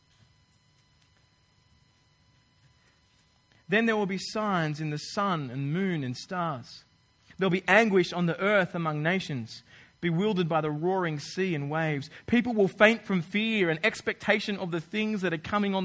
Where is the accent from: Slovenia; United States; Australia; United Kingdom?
Australia; moved away as an adult; now in New Zealand; I'm from Australia